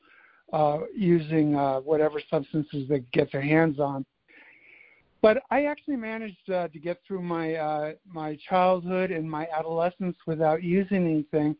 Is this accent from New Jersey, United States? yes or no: no; California, United States; also born or lived in Midwest; now in Washington, D.C., United States; my family moved to California